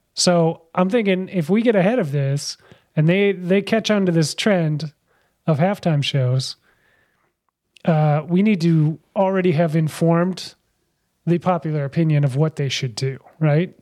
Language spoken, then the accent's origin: English; United States; I'm American